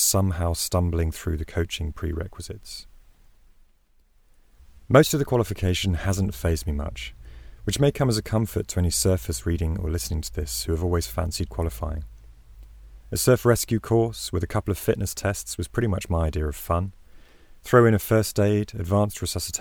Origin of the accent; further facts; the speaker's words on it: England, United Kingdom; I'm an Englishman training as a surf instructor in Australia.